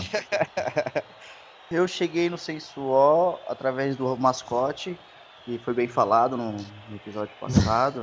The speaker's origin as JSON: {"language": "Portuguese", "country": "Brazil", "said": "Sou filho de chileno, sou brasileiro"}